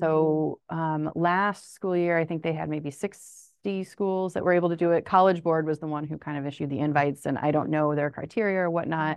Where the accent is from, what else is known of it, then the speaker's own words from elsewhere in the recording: Springfield, Illinois, United States; also born or lived in Urbana-Champaign, Illinois; I am actually from Springfield, Illinois